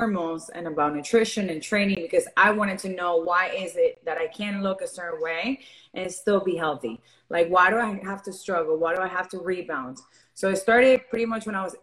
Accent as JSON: {"language": "English", "town": "Miami", "region": "Florida", "country": "United States", "tie": "born or raised there", "also_born_or_lived": "Venezuela", "said": "I was born in Venezuela. I grew up here in Miami."}